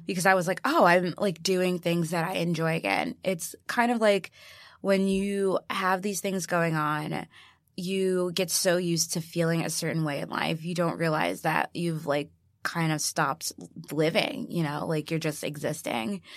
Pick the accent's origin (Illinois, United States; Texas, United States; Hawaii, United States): Illinois, United States; Chicago; born or raised there